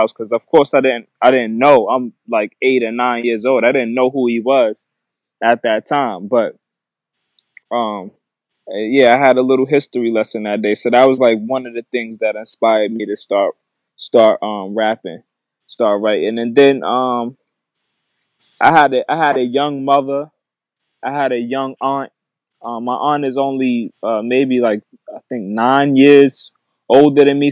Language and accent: English; Mount Vernon, New York, United States; I'm from Mount Vernon, New York